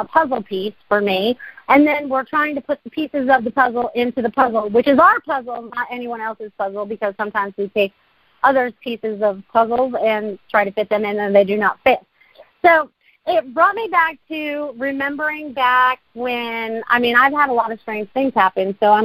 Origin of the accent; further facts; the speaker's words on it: Maine, United States; also born or lived in Connecticut; now in Sarasota, United States; I was born in Connecticut, and I was pretty much raised in Maine before I found Sarasota to be my home